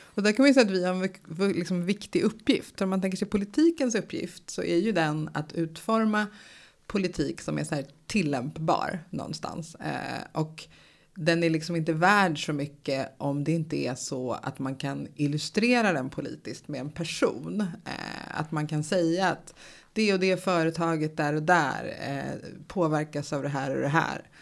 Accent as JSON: {"language": "Swedish", "country": "United States", "tie": "born or raised there", "moved": "yes", "lives_now": "Sweden", "said": "i USA där jag är uppvuxen"}